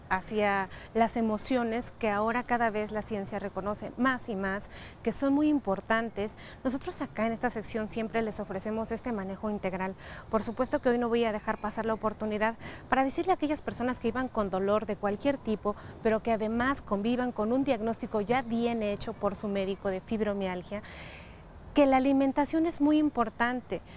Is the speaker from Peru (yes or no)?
no; Mexico; nosotros como mexicanos